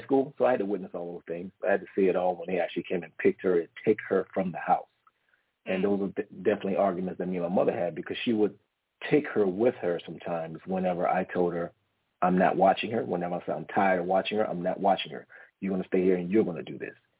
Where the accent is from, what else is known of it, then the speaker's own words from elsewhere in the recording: Washington, District of Columbia, United States; now in San Diego, United States; I'm originally from Washington, D.C., okay, okay, from the East Coast, East Coast native, but currently live in San Diego right now. Um, but I was raised with my grandmother.